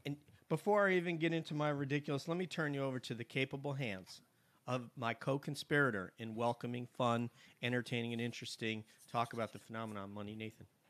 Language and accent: English; New York, United States; moved away; I do a podcast for my high school back in New York